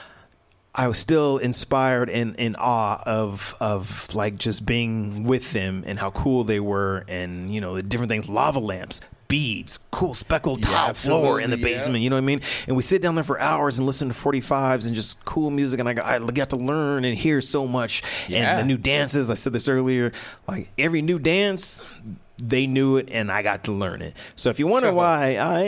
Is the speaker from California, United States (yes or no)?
no; Denver, Colorado, United States; my mom moved me and my brother up to Denver when I was like 1 year old